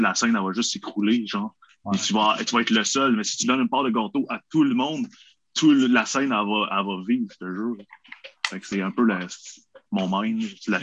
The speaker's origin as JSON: {"language": "French", "region": "Quebec", "country": "Canada", "said": "on est québécois"}